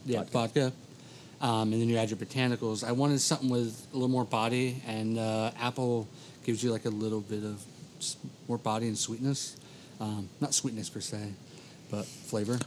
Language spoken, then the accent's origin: English; United States; as an American